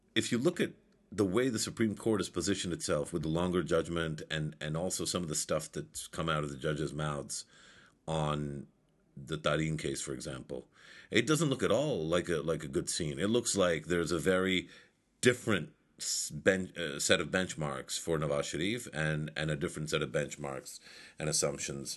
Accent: Pakistan; I'm Mahajir myself. I don't call myself that because we're all Pakistani

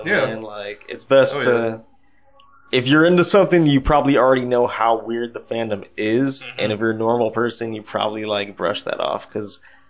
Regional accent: San Diego, California, United States; I actually somehow managed to miss every high-profile Hollywood trailer that's coming out of my hometown over the weekend.

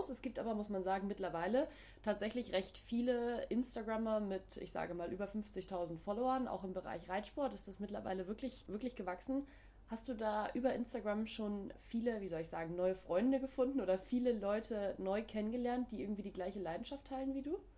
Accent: Northern Germany, Germany; ich komme ja auch aus dem Norden und Hamburg ist, glaube ich, meine Lieblingsstation.

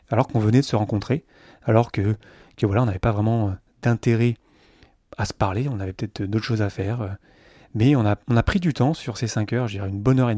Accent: south-east France, France; Là, je vous parle d'à côté d'Avignon, là où vivent mes parents, je viens du sud-est de la France.

